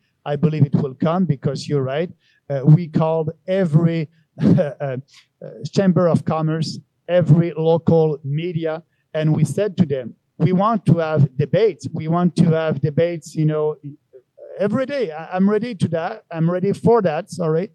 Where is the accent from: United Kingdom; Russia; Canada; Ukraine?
Canada; Beauce, Quebec; now in Montreal, Canada; I'm a guy from Montreal, originally from Beauce